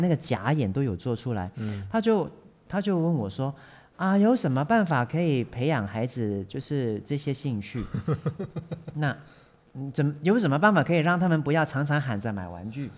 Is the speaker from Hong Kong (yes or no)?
yes; Hong Kong; moved away; 我从小就在香港长大的，嗯。我是在那种钢筋水泥森林里面都市，长大的